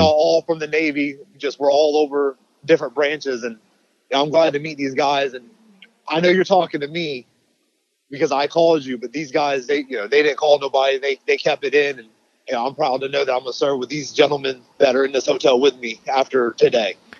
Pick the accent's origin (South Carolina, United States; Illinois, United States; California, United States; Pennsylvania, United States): South Carolina, United States; Charleston; we're from here. We're from Charleston, South Carolina, and all of our family's still here